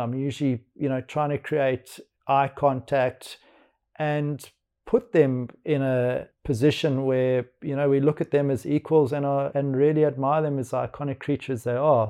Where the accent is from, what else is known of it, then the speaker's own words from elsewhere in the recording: Johannesburg, Gauteng, South Africa; now in Cape Town, South Africa; I was born in Johannesburg